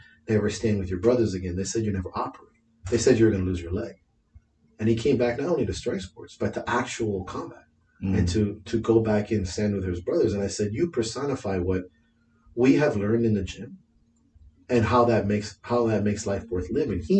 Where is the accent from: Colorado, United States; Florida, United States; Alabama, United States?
Florida, United States; Miami; I'm from Miami